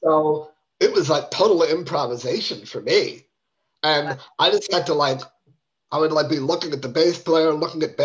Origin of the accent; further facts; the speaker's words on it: New York City, New York, United States; also born or lived in San Diego, California; I grew up on the Upper West Side of Manhattan. I was actually born in San Diego, California